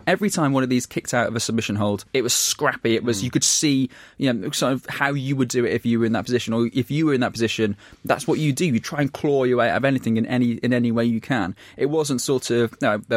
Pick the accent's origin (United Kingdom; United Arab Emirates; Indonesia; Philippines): United Kingdom; we're saying that as four British people in a room.